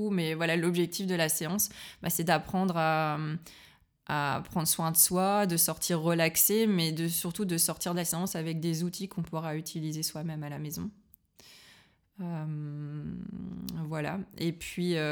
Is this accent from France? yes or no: yes; northern France, France; now in Berlin, Germany; Moi, je viens du nord de la France, donc si tu veux, il, fait gris toute la journée en hiver, il pleut souvent. Euh, et donc Berlin, euh, pour moi, ça va.